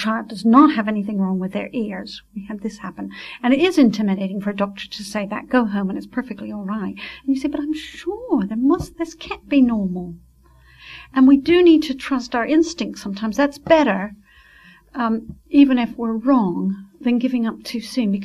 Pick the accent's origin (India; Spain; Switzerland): Switzerland; moved away; I was brought up in Switzerland where you really did obey